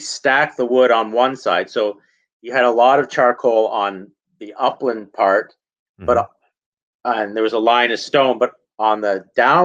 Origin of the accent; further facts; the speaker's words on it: Southern Ontario, Canada; I grew up in Southern Ontario, 20 minutes from the Serpent Mound Provincial Park